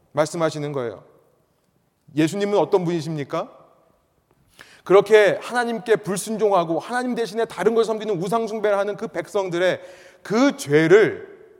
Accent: South Korea; first language Korean; now in United States; 나는 한국말이 편하고 나는 한국 사람인데 내가 어쩌다가 미국에 오게 됐을까

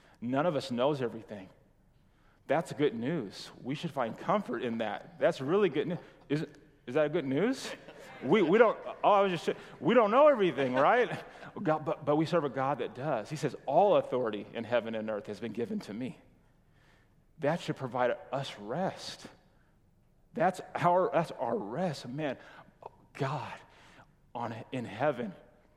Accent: California, United States; moved away; we're from California

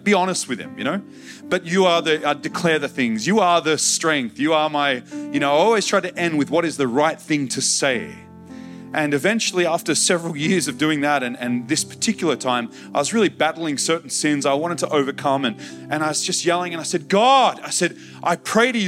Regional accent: Australia; I'm just an Aussie guy

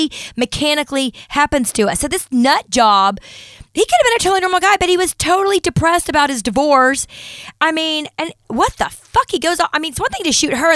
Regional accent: Plano, Texas, United States; moved away; I grew up in Plano, or part of my life, my middle school years

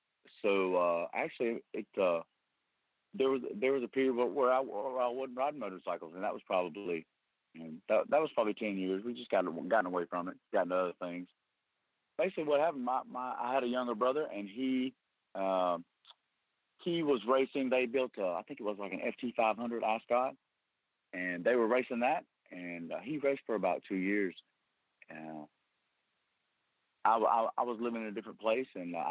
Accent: Easley, South Carolina, United States; I was born in Easley, South Carolina, right outside of Greenville

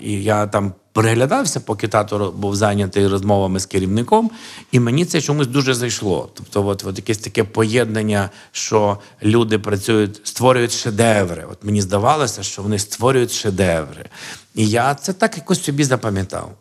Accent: Sokal, Lviv Oblast, Ukraine; now in Lviv, Ukraine; я народився в місті Сокаль. Що на Львівщині

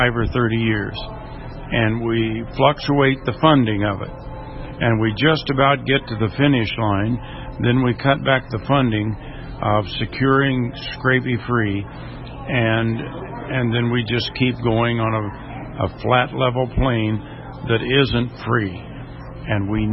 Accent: Indiana, United States; I'm from Indiana, and predator control is a problem for us.

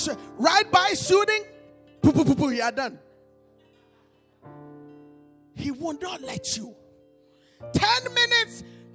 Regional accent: Connecticut, United States; born there; Americans, and I'm an American because I was born in Connecticut, though I'm an African too.

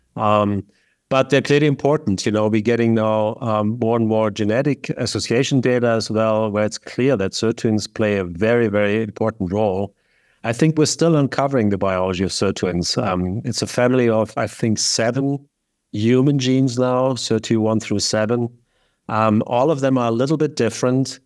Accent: Lake Constance, Baden-Württemberg, Germany; moved away; Originally from southern Germany, not Bavaria, which is very important, but there's the southwest state called Baden-Württemberg, and there's a beautiful lake called Lake Constance, and very close to the mountains.

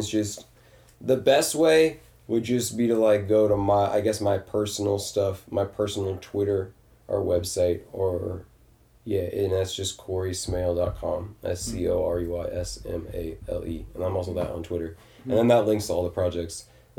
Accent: Detroit, Michigan, United States; I always say I'm from Detroit. I can't even know the freaking area code.

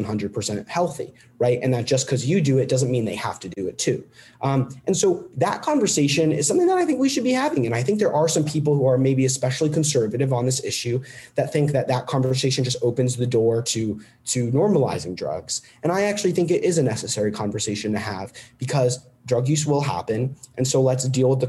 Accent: Connecticut, United States; my home state, Connecticut

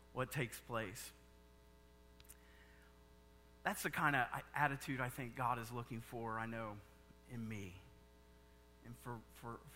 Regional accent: Indiana, United States; I'm from Indiana

